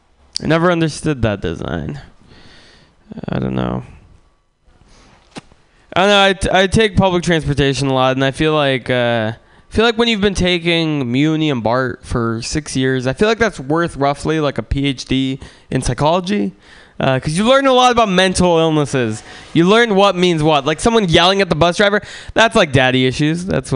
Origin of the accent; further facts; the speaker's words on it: San Francisco, California, United States; I grew up in San Francisco, and I used to be into cars when I was growing up.